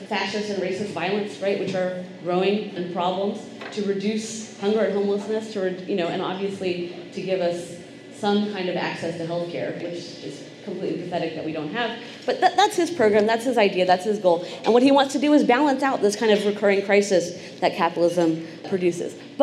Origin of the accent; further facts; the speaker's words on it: United States; moved away; also born or lived in Texas / New York; I grew up in Texas and I grew up in New York